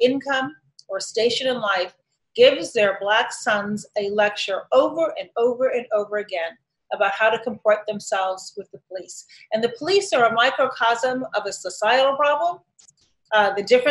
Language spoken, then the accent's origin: English; Chicago, Illinois, United States; also born or lived in Shiraz, Iran; my hometown